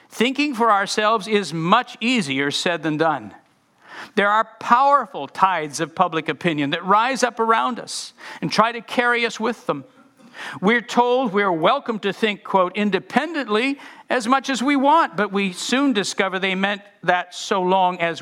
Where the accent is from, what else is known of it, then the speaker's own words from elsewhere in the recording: United States; I had never been in an oppressed culture particularly before as an American.